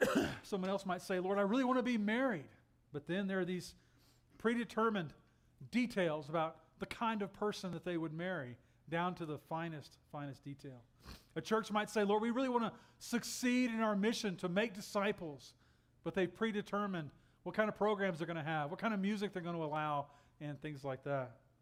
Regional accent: Texas, United States; moved away; I'm from Texas

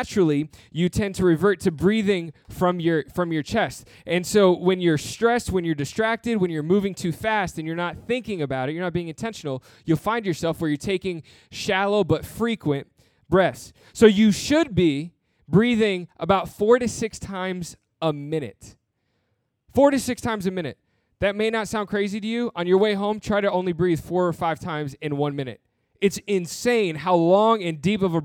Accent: New Jersey, United States; my family grew up in Michigan. And so I grew up mainly in New Jersey

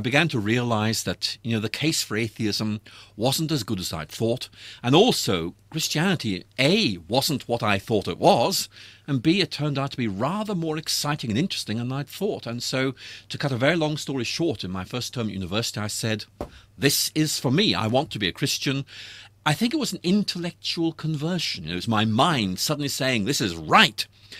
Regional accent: Northern Ireland, United Kingdom; Yes, I grew up in Northern Ireland back in the 1960s, and I've lost my accent, but you know, it was a very, very rough time.

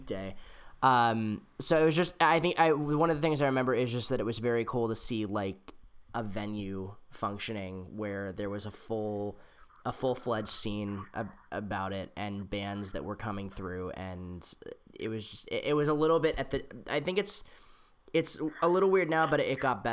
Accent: San Jose, California, United States; I grew up in San Jose, which is like an hour away from San Francisco

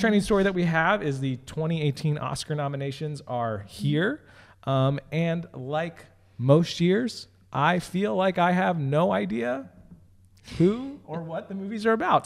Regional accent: California, United States; moved away; also born or lived in Philadelphia; I was born in California

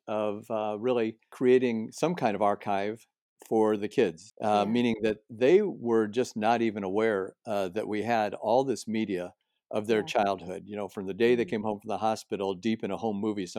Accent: Midwest, United States; also born or lived in Los Angeles; now in San Diego, United States; Well, we're in San Diego. My wife and I have lived here for 20 years. We're moving down from Los Angeles. I'm from the Midwest.

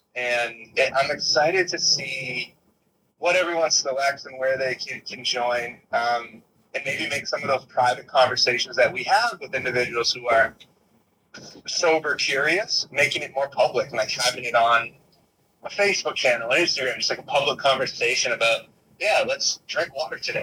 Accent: Boston, Massachusetts, United States; now in Los Angeles, United States; my hometown in Boston

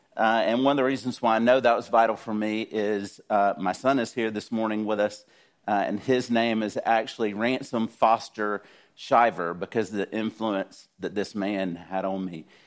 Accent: South Georgia, United States; I grew up in South Georgia.

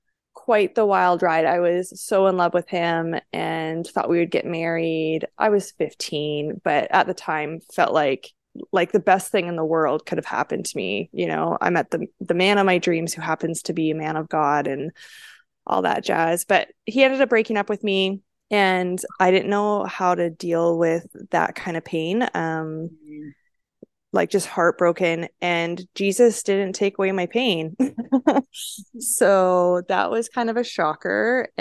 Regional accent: Langley, British Columbia, Canada; now in United States; And so I moved to the States. I grew up in Langley, British Columbia, Canada, but my mom was American.

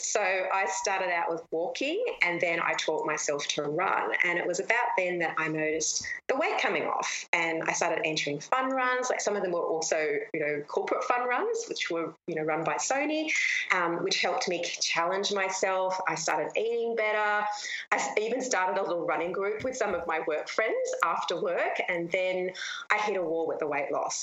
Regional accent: Australia; I'm from Australia and we have the most beautiful beaches in the world

